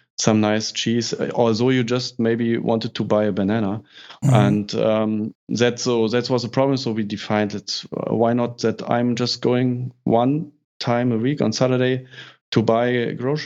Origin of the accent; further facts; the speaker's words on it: Berlin, Germany; in north of Germany, I'm coming from Berlin